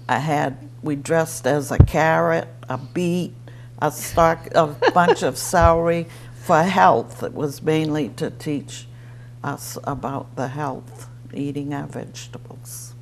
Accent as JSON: {"language": "English", "town": "Easton", "region": "Massachusetts", "country": "United States", "tie": "born or raised there", "said": "I was born in a farmhouse on Pine Street, Easton Dale, we always called it."}